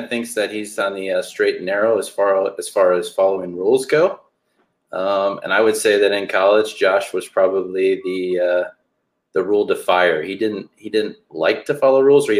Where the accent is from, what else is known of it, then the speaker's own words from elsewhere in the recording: Kenosha, Wisconsin, United States; my hometown, Kenosha, Wisconsin